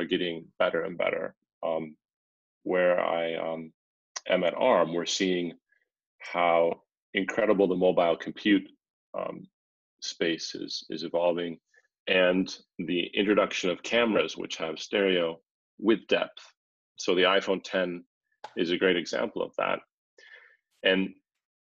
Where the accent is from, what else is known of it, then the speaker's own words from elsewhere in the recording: Finland; we're actually from Finland